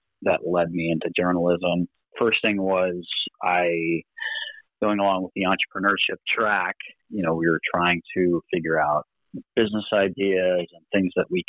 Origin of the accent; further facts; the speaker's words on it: Connecticut, United States; I'm originally from Connecticut